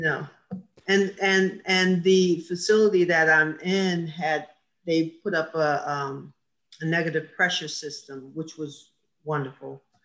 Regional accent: Asbury Park, New Jersey, United States; also born or lived in Neptune, New Jersey; that's where we kind of grew up. So I'd say I'm from Asbury, but I went to Neptune schools because I spent a lot of time at my grandmother's

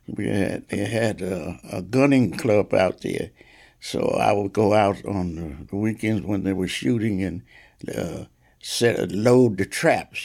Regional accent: Asbury Park, New Jersey, United States; growing up in Asbury Park

